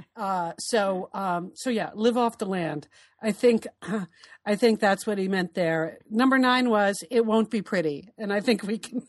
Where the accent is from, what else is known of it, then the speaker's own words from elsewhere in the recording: East Coast, United States; moved away as an adult; also born or lived in Portland, Oregon; we grew up on the East Coast, and when I moved west, moved to Portland to come work for you at Nike